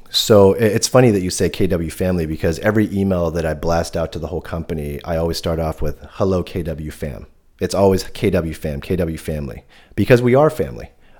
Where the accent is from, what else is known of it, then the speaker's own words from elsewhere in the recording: Sacramento, California, United States; also born or lived in Hong Kong; I grew up in Sacramento, so I'm used to the hot weather